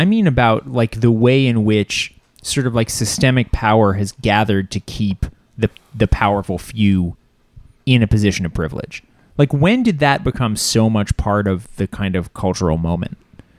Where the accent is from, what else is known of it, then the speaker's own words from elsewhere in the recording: Canada; I know I'm Canadian